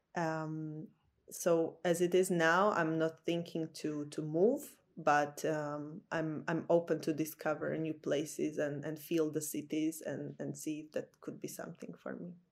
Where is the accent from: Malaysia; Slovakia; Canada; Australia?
Slovakia; moved away as an adult; now in Copenhagen, Denmark; originally I'm from Slovakia